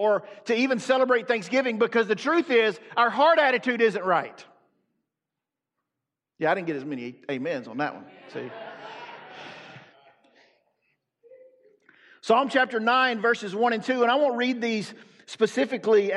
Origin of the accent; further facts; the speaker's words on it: the South, United States; I'm from the South.